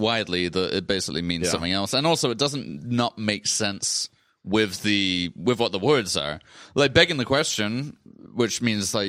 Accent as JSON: {"language": "English", "region": "England", "country": "United Kingdom", "moved": "yes", "lives_now": "United States", "said": "I'm English"}